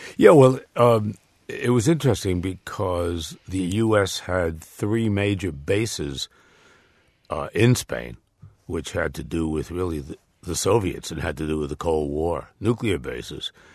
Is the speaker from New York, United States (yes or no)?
yes; New York area, United States; I'm from the New York area